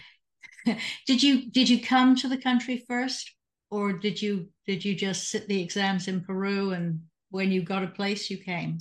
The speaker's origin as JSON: {"language": "English", "region": "England", "country": "United Kingdom", "also_born_or_lived": "Catasauqua, Pennsylvania", "moved": "yes", "lives_now": "United States", "said": "in the fifty years I've lived in the United States, I'm originally from England"}